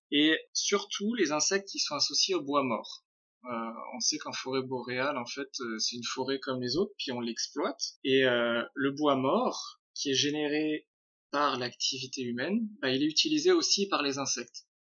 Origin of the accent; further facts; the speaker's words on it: France; moved away as an adult; now in Quebec City, Canada; je suis français